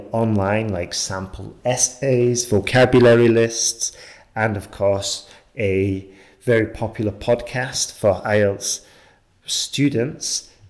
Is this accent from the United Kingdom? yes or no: yes; England, United Kingdom; moved away; I'm from England, but I haven't lived there for a long time, so that's why you might be getting confused with my accent.